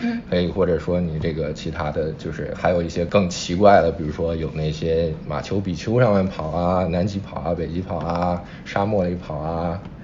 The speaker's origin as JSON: {"language": "Chinese", "town": "Zhengzhou", "region": "Henan", "country": "China", "tie": "born or raised there", "moved": "yes", "said": "我老家，假如说郑州东里马拉松"}